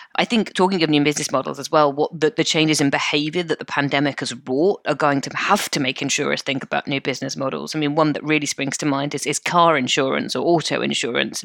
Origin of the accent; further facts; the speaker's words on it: United Kingdom; we're British.